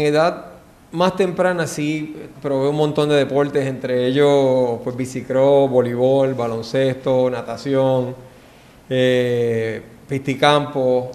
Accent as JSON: {"language": "Spanish", "town": "San Juan", "country": "Puerto Rico", "tie": "born or raised there", "said": "Pues yo nací en Puerto Rico, en San Juan, este, y me crié en San Juan también"}